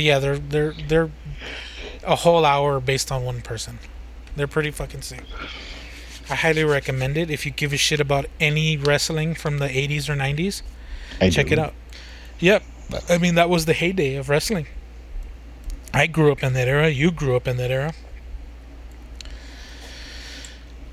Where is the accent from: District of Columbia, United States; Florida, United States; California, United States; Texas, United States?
Texas, United States; As a Texan